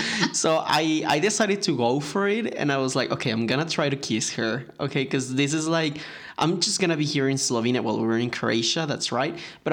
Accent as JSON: {"language": "English", "country": "United States", "said": "I'm sorry, but yes, I'm from America."}